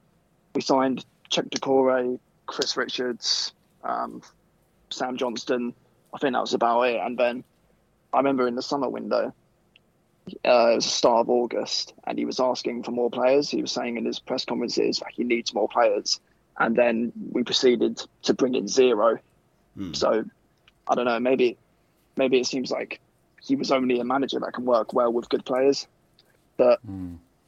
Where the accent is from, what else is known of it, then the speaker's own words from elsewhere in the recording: Croydon, London, United Kingdom; I'm from Croydon as well.